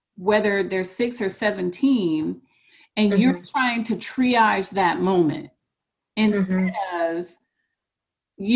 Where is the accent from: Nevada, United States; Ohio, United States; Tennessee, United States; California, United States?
Ohio, United States; Cleveland; I grew up in Cleveland, going mm-hmm. to East Cleveland Public Schools at the height of the crack era